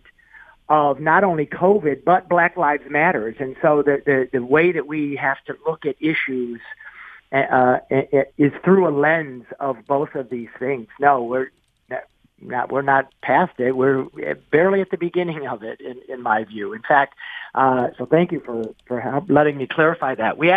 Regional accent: St. Clair Shores, Michigan, United States; also born or lived in Ferndale, Michigan; was born and raised in St. Clair Shores

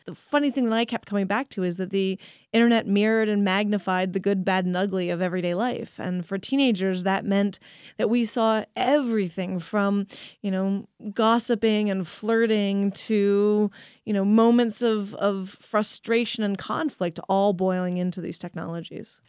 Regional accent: Pennsylvania, United States; growing up in Pennsylvania.

